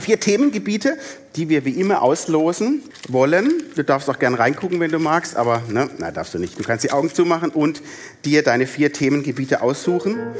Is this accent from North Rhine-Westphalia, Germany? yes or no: no; Baden-Württemberg, Germany; also born or lived in Palatinate (Neustadt); now in Neustadt an der Weinstraße, Germany; mich als gebürtiger Badener